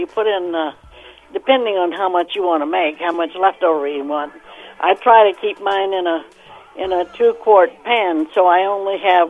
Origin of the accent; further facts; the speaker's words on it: Kentucky, United States; moved away; also born or lived in Santa Fe Springs, California / Salina; I was raised in Kentucky.